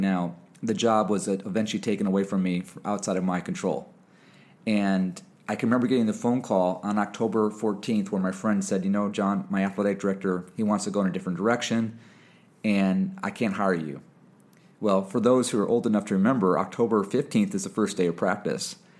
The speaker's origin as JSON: {"language": "English", "region": "Michigan", "country": "United States", "tie": "born or raised there", "also_born_or_lived": "Indiana / Fresno, California / Connecticut", "moved": "as an adult", "said": "head high school coach at my high school where I played at in Michigan, back home, my home, in my hometown"}